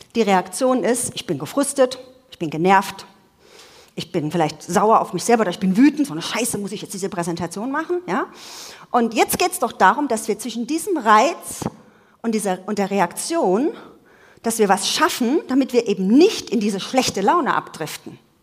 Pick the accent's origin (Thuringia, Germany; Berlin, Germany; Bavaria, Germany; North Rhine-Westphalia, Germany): Bavaria, Germany; Munich; ich komme ja aus München